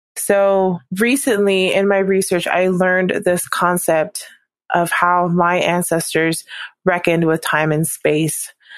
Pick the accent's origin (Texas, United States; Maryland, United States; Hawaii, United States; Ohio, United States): Hawaii, United States; moved away as an adult; also born or lived in Provo, Utah; growing up in Hawaii, I was around a lot of Japanese people